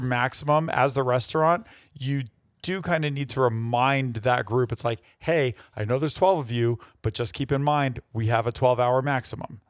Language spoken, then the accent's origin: English; New York, United States; New York is my home state